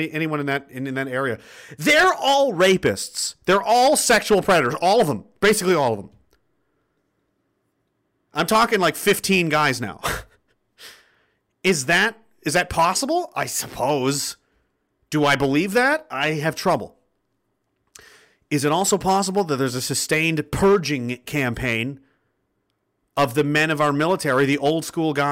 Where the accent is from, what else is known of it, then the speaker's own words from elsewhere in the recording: Canada; As a Canadian man and fucking veteran